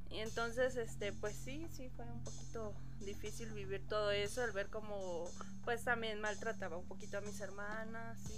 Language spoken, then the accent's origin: Spanish; Texcoco, State of Mexico, Mexico; la mayoría de las personas piensan que yo soy de Veracruz, pero en realidad yo nací en el Estado de México